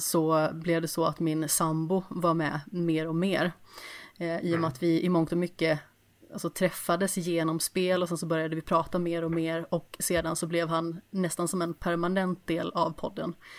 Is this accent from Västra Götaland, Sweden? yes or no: yes; Alingsås, Västra Götaland, Sweden; jag kommer ju från Allingsås